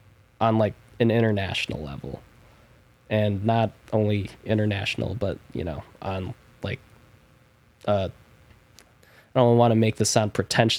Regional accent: Philippines; I'm Filipino.

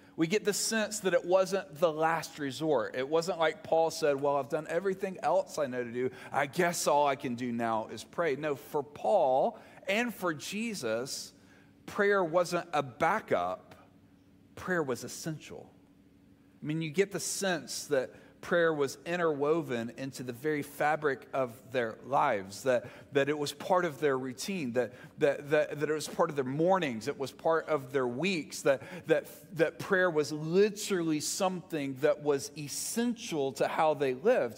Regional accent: the South, United States; you can tell I'm from the South

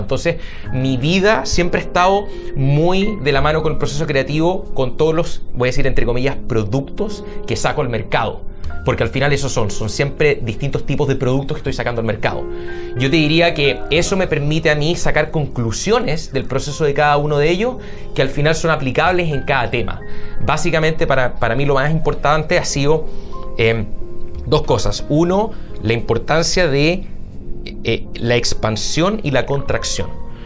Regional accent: Santiago, Santiago Metropolitan Region, Chile; moved away as an adult; now in Seattle, United States; soy de Santiago, eh, viví toda mi vida ahí hasta los 28 años.

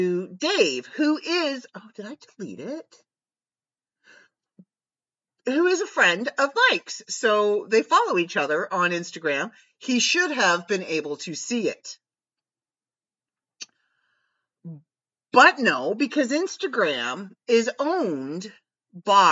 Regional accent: Canada; we are Canadian and we say sorry for everything

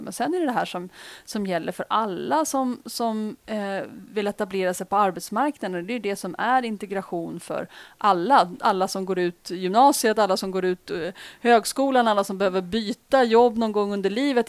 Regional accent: Uppsala, Uppsala County, Sweden; I Uppsala, bland annat, som i min hemstad

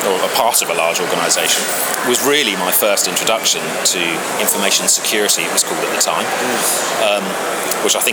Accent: Hayling Island, South East England, United Kingdom; moved away as an adult; also born or lived in Oxford; we grew up on the South Coast, and on a place called Hayling Island, actually, which is an island

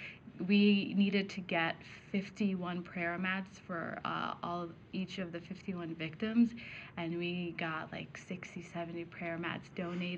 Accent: Eagan, Minnesota, United States; moved away as an adult; now in Sioux Falls, United States; originally I'm from Minnesota. I'm from Eagan, Minnesota

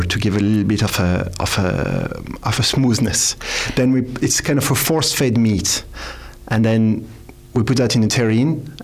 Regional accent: Alsace, Grand Est, France; now in Ireland; I am from Alsace, importing our own Alsace wine

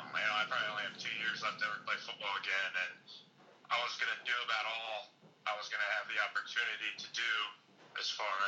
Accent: United States; UC. I loved going to school there. Had a lot of good people there. It was cool playing for my hometown team.

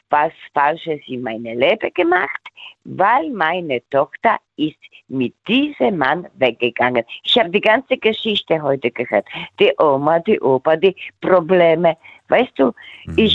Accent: Baden-Württemberg, Germany; Ich von äh, Nähe Sinsheim.

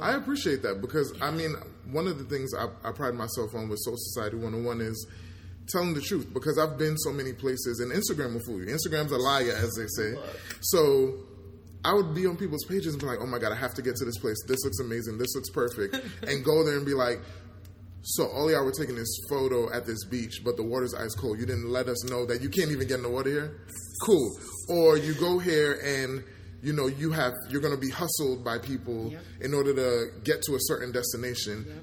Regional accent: New York, United States; I remember growing up in New York

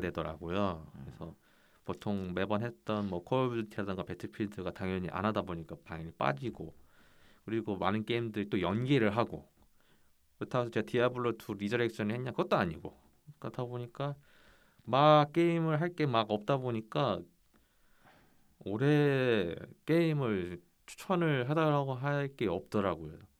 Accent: South Korea

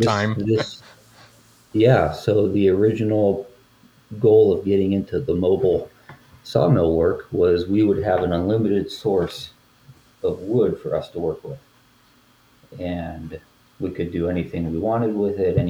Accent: Northwest Pennsylvania, United States; my wife and I grew up in Pennsylvania, Northwest Pennsylvania

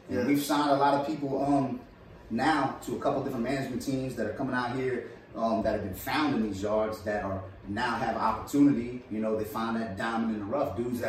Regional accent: Dallas, Texas, United States; I was like, listen, I grew up out here in Oak Cliff.

